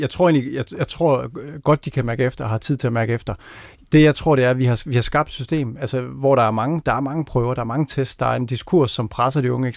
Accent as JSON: {"language": "Danish", "town": "Randers", "region": "Central Denmark Region", "country": "Denmark", "tie": "born or raised there", "said": "Jeg voksede op i Randers"}